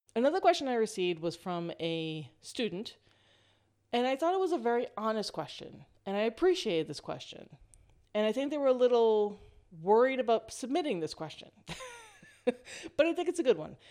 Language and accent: English; East Coast of the United States, United States; moved away as an adult; now in West Coast, United States